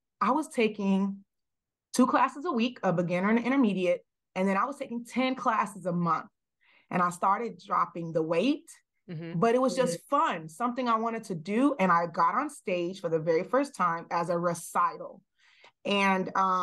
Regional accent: the South, United States; the way I was raised, I'm coming from the South

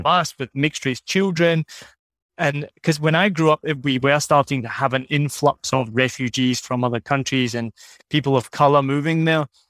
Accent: Scotland, United Kingdom; moved away; I'm from Scotland

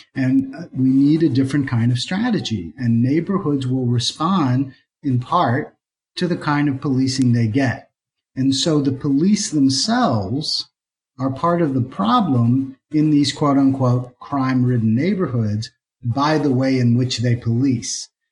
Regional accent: Philadelphia, Pennsylvania, United States; now in Atlanta, United States; I'm from Philadelphia

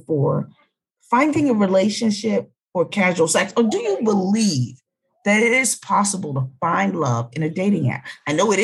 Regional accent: Philadelphia, Pennsylvania, United States; I was from Philly

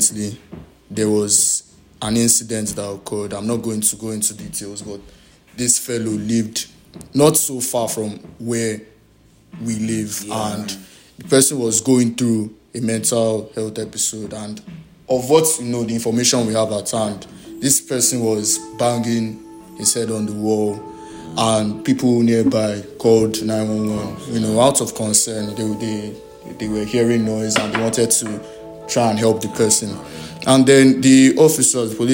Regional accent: Nigeria; being a Nigerian and being a male

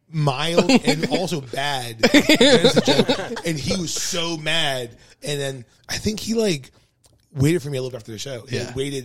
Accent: Pittsburgh, Pennsylvania, United States; "I'm from Pittsburgh.

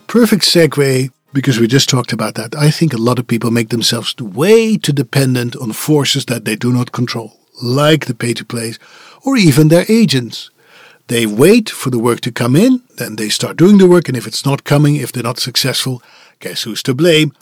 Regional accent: Netherlands; English is a second language; moved away as an adult; It was where I was born, raised, and educated

